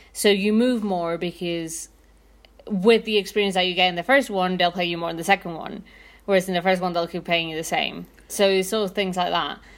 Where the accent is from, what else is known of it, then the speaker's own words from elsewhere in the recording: Mexico City, Mexico; I'm from Mexico City